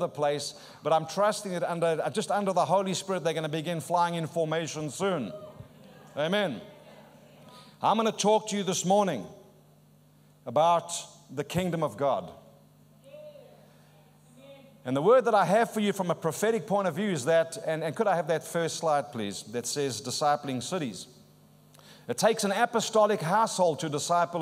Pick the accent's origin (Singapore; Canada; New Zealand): New Zealand; Auckland; You've just gathered from my accent. I'm not from these parts. I'm from South Auckland.